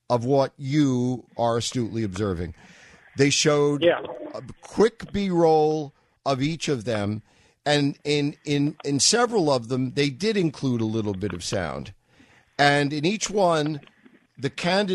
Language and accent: English; New York, United States; moved away; I was from New York, and so I listened to Barry Farber and Bob Grant